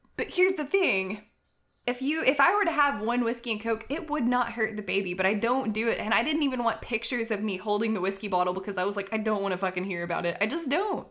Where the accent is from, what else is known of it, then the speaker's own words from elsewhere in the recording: United States; I'm an American